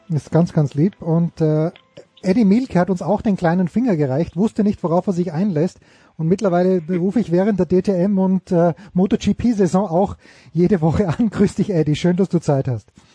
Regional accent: Austria; für mich als Österreicher

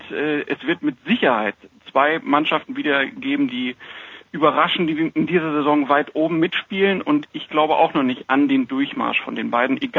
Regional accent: Lower Saxony, Germany; Ich komme aus der Gegend von Hannover

